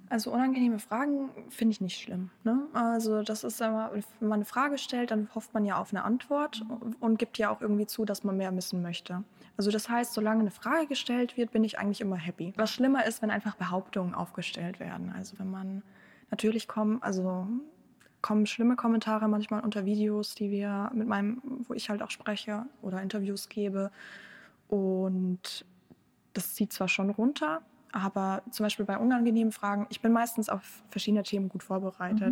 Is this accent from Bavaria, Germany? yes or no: yes; Bavaria, Germany; first language German; also born or lived in Ukraine; ich bin in Bayern in der Provinz groß geworden